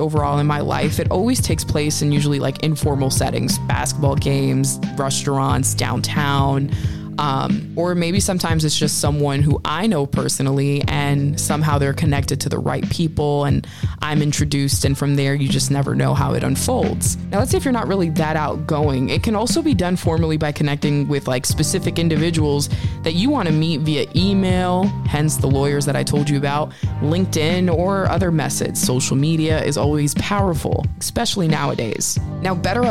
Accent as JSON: {"language": "English", "region": "Northeast", "country": "United States", "tie": "born or raised there", "said": "We grew up from in the Northeast"}